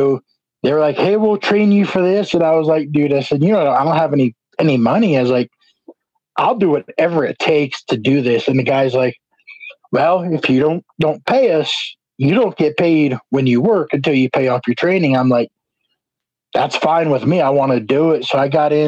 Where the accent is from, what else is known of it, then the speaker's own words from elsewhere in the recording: New Jersey, United States; I grew up in New Jersey